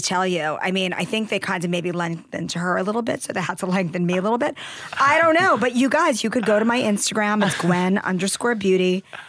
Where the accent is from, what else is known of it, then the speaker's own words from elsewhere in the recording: New York City, New York, United States; I'm from Queens.